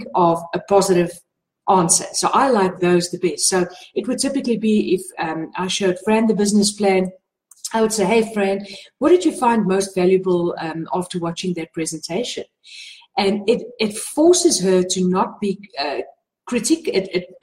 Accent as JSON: {"language": "English", "country": "South Africa", "said": "I'm from South Africa"}